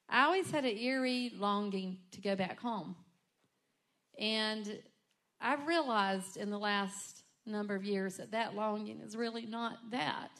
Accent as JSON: {"language": "English", "town": "Rockingham", "region": "North Carolina", "country": "United States", "tie": "born or raised there", "also_born_or_lived": "Charlotte", "moved": "as an adult", "said": "I was born and raised in Rockingham"}